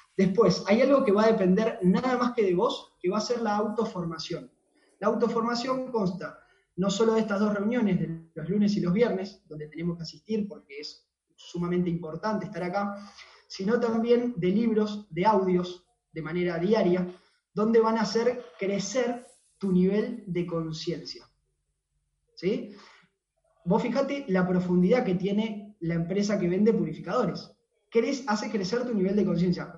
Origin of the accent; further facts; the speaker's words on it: Temperley, Buenos Aires Province, Argentina; soy de acá de Temperley, de Buenos Aires, Argentina